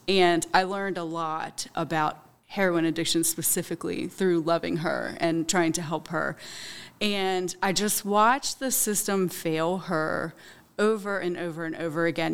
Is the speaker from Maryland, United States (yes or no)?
yes; Hagerstown, Maryland, United States; I'm from Hagerstown. I graduated from South Hagerstown High School in two thousand four